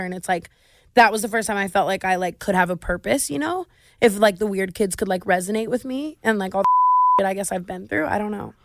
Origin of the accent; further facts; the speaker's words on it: Las Vegas, Nevada, United States; I grew up in Vegas